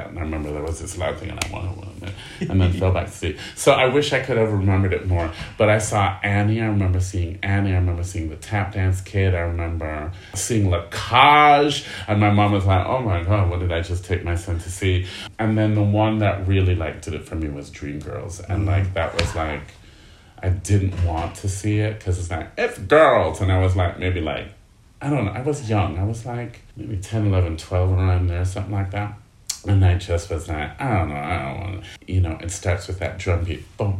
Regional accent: Kingston, Jamaica; I am from Kingston, Jamaica

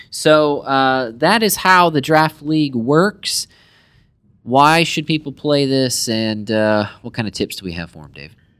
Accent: United States; as American soccer fans, football fans

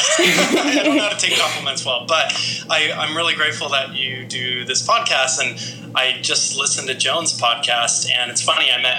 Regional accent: Las Vegas, Nevada, United States; now in New York City, United States; I grew up in Las Vegas

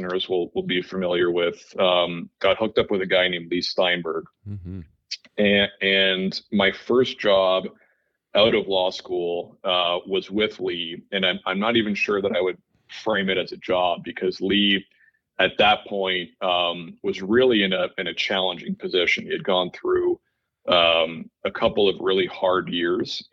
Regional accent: Toronto, Ontario, Canada; I grew up in Toronto, Canada, and, you know, really like most good Canadian boys, took to hockey right away.

